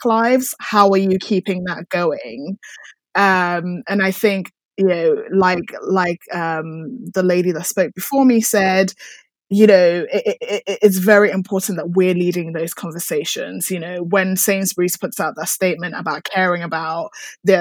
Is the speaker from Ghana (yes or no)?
yes; Ghana; now in United Kingdom; I was born in Ghana.